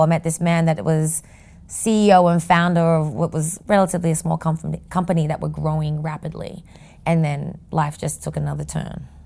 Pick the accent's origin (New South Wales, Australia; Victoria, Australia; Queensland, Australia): New South Wales, Australia; Sydney; moved away as an adult; now in New York City, United States; a kid that grew up in Sydney, Australia